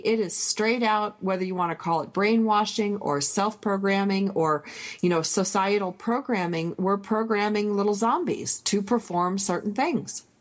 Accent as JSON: {"language": "English", "region": "Michigan", "country": "United States", "tie": "born or raised there", "said": "I grew up near the Canadian border, and we got Sault Ste. Marie channel"}